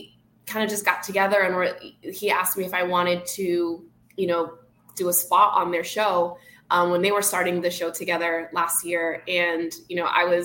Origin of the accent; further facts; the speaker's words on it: Boston, Massachusetts, United States; now in Miami, United States; I'm originally from Boston, so very big wrestling town